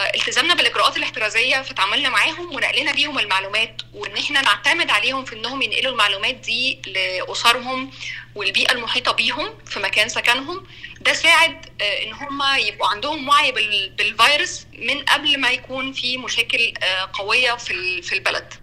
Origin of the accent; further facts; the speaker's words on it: Egypt; moved away as an adult; also born or lived in Cairo; now in South Sudan; انا من مصر